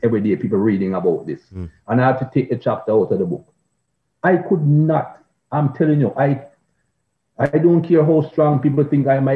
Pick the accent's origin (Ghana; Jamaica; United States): Jamaica; growing up in Jamaica